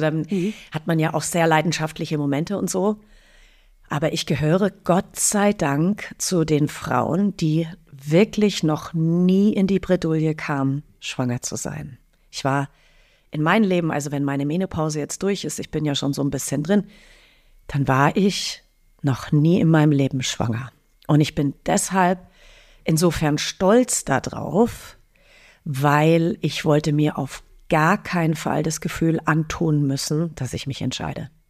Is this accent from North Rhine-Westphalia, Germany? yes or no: no; Munich region, Bavaria, Germany; now in Berlin, Germany; da, wo ich herkomme, also aus der bayerischen Münchner Region